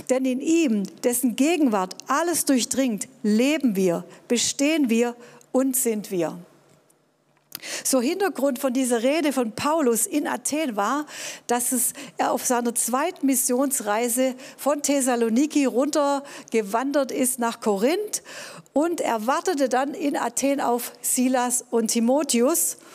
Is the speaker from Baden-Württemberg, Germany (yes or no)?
yes; Tübingen, Baden-Württemberg, Germany; Ja, ich bin in Tübingen groß geworden, war hier auf einem humanistischen Gymnasium, hatte Deutsch-Leistungskurs